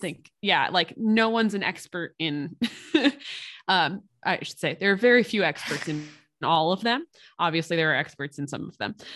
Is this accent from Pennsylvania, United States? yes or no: yes; Pottstown, Pennsylvania, United States; now in Phoenixville, United States; in my hometown of Pottstown, Pennsylvania